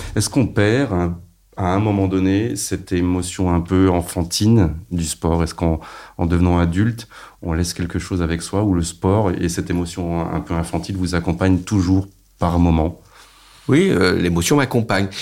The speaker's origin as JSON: {"language": "French", "town": "Rouen", "region": "Normandy", "country": "France", "said": "j'étais de Rouen"}